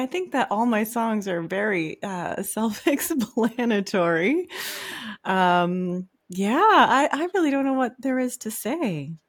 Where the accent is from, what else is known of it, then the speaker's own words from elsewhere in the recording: Whitefish River First Nation, Ontario, Canada; also born or lived in Little Current; Yeah, so I'm Ojibwe, and I'm from Whitefish River First Nations, and we're on the north side of Manitoulin Island. And yeah, I was born in a little town called Little Current, but my family is pretty much from around like the whole island.